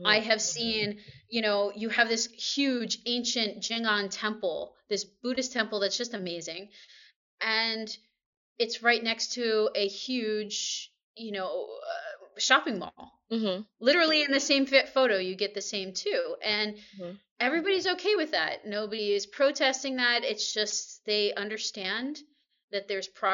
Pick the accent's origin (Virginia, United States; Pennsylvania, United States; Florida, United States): Pennsylvania, United States; Allentown; moved away as an adult; also born or lived in New York / Maryland / Seoul, South Korea; now in Shanghai, China; I'm originally from Pennsylvania, mm-hmm. so I'm in Allentown